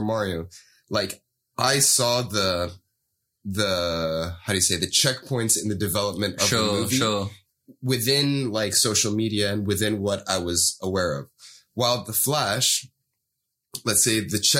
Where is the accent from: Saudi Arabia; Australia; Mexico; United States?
Saudi Arabia; moved away; growing up in Saudi